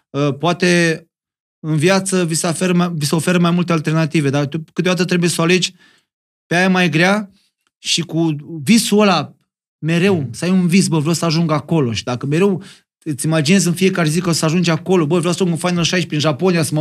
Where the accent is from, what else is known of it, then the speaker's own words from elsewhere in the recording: Moldavia, Romania; accent: Moldovan; Am vorbit cu accentul meu de moldovean.